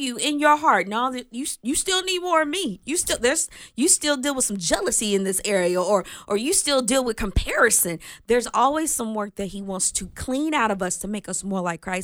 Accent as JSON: {"language": "English", "region": "the South", "country": "United States", "said": "I'm from the South"}